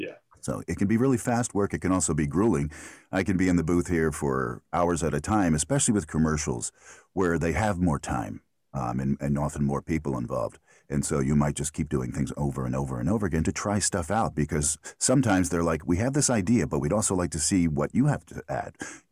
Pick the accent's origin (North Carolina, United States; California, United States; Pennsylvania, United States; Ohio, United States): Pennsylvania, United States; Philadelphia; accent: Philly; And I grew up in Philadelphia. And my whole family has the Philly accent.